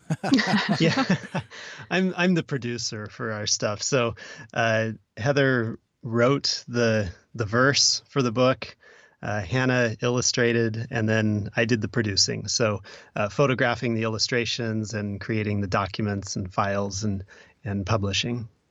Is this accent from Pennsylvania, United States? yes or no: no; Oregon, United States; I'm also from Oregon